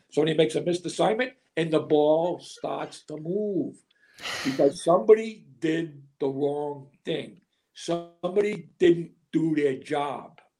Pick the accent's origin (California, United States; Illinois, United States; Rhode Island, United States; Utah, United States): Rhode Island, United States; I'm from Rhode Island